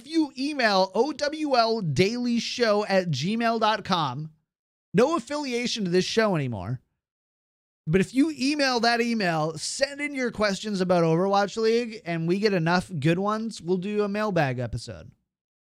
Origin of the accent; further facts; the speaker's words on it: Minnesota, United States; I'm from like the most German part of Minnesota. So we had this guy in my hometown called Wally Pickle